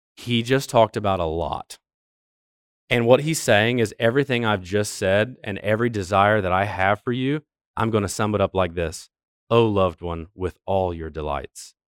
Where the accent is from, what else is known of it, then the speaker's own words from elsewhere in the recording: Ohio, United States; moved away; I'm from Ohio